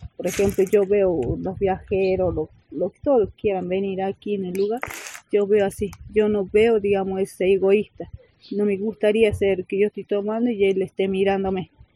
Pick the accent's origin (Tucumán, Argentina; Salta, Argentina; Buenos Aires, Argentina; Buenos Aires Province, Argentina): Salta, Argentina; Cafayate; A mí me preguntan de dónde sos, vengo de ahí